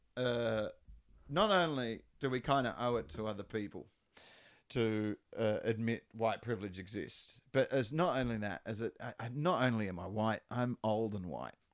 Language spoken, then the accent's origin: English; Western Australia, Australia; born or raised there